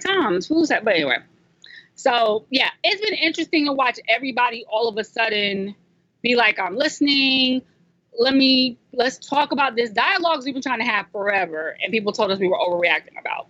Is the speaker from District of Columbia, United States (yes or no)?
no; South Carolina, United States; growing up in South Carolina, I actually got clowned a little bit when I was a kid